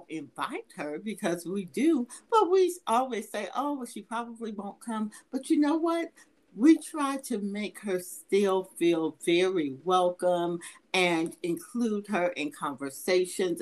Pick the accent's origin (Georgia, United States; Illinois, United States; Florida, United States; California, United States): Georgia, United States; Atlanta; I'm from Atlanta